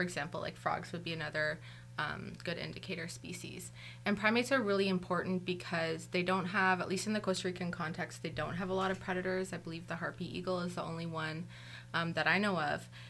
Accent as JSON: {"language": "English", "town": "Toronto", "region": "Ontario", "country": "Canada", "also_born_or_lived": "Guelph / Kingston", "said": "I'm originally from Toronto"}